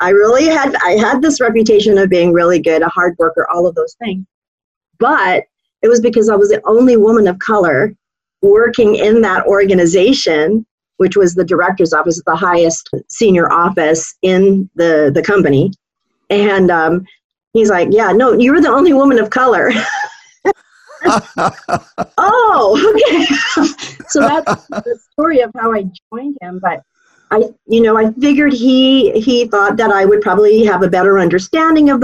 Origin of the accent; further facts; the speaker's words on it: Hawaii, United States; moved away as an adult; also born or lived in San Francisco, California; I grew up in Hawaii from the age of 2 to 22